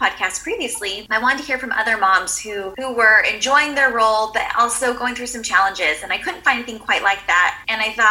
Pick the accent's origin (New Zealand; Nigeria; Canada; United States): United States; San Diego, California; moved away as an adult; now in Camarillo, United States; I'm originally from San Diego, California, but right now we're living just north of Los Angeles in Camarillo